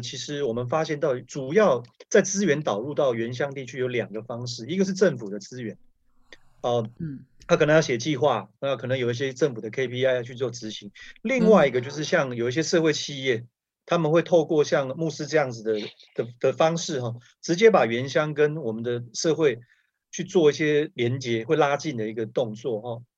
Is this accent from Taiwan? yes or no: yes; Taiwan; moved away as an adult; 那我从小嗯。在部落长大， ，我一直到了大学的时候，我才到外面来。其实之前高中之前，我都是在山上长大